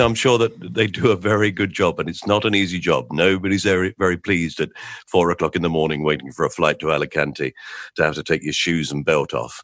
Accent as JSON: {"language": "English", "region": "England", "country": "United Kingdom", "said": "We're English."}